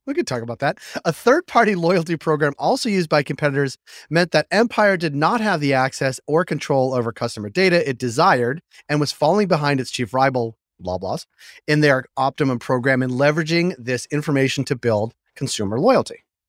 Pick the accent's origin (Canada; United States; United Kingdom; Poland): Canada; as a Canadian